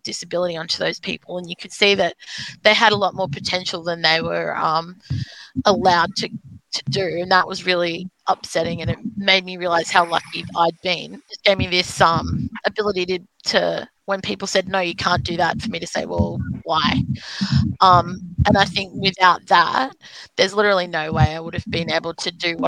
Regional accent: South Coast, New South Wales, Australia; I grew up on the South Coast where there was no other disabled people anywhere

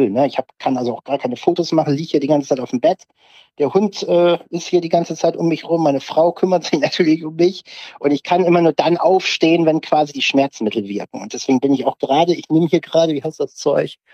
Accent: Varel, Lower Saxony, Germany; now in Oldenburg, Germany; Also ich äh, lebe ja hier in Oldenburg, bin aufgewachsen äh, in Farel am Jadebusen, war die Ecke

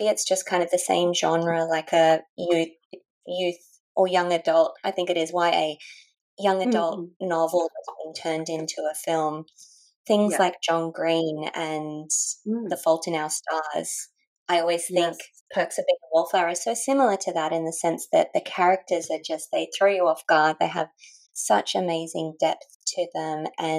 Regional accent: Australia; growing up in Australia and feeling as though you kind of belong to different societies but not really 100% in one of them

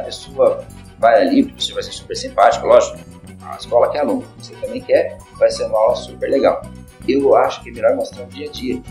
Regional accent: Londrina, Paraná, Brazil; moved away as an adult; also born or lived in Europe; Eu nasci em Londrina, eu morei já em vários lugares aqui em Londrina, a gente mudou-se várias vezes

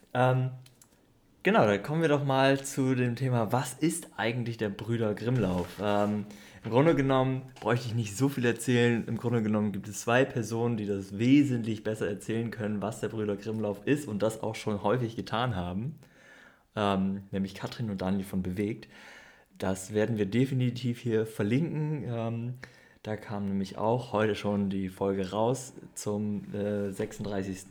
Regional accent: Northern Germany, Germany; ich bin ja Norddeutscher

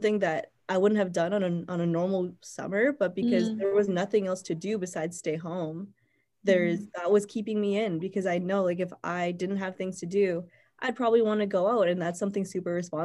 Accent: Winnipeg, Manitoba, Canada; moved away as an adult; also born or lived in Toronto; I'm from Winnipeg, so that's where I am right now

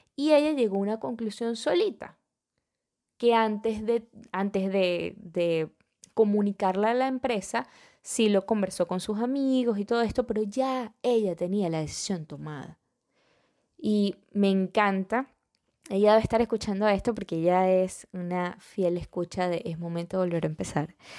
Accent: Venezuela; moved away; yo soy venezolana

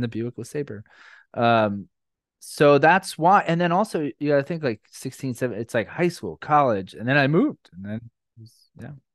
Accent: Orlando, Florida, United States; moved away as an adult; also born or lived in New York; I grew up in Orlando

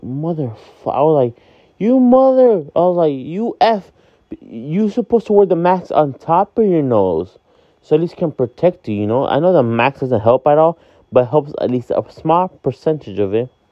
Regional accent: Miami, Florida, United States; also born or lived in Hialeah, Florida; I am from Miami, Florida, but I live in the city of Hialeah

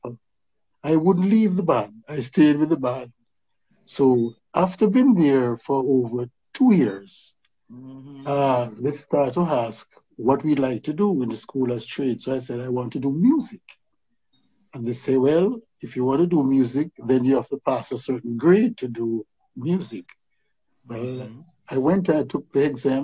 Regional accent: Kingston, Jamaica; I'm from West Kingston. And, you know, I was one of the youth in West Kingston

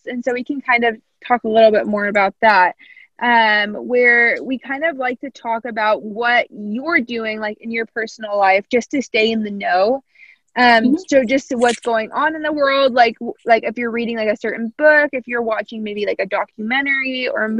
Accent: Southern Indiana, United States; I'm from Southern Indiana

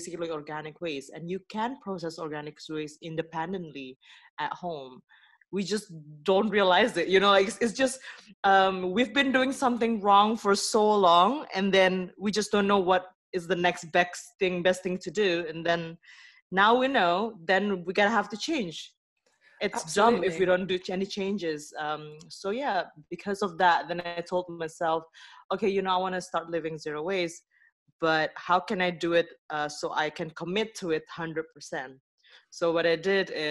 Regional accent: Indonesia; now in Netherlands; I come from Indonesia originally, but currently I live in the Netherlands

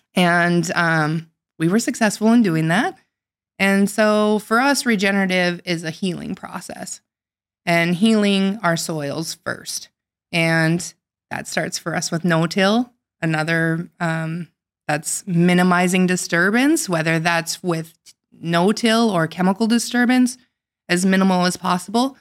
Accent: North Dakota, United States; I grew up in North Dakota, but not on a farm.

